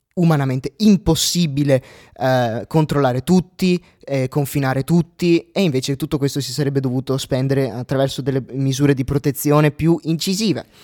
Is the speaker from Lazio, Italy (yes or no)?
no; Euganean Hills, Veneto, Italy; io vengo dai Colli Uganei, dai Colli Uganei in un paesino eh, Euganeo, che è il comune limitrofo a Vo Euganeo